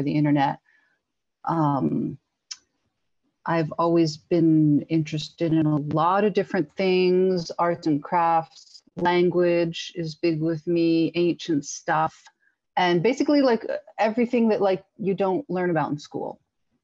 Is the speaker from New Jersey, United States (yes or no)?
yes; northern New Jersey, United States; I'm from New Jersey, and I currently live about 5 miles and just over the Watchung Mountains from where I grew up